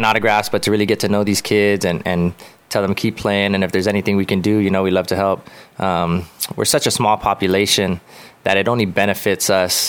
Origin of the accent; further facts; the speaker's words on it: Guam; I love being from Guam and representing Guam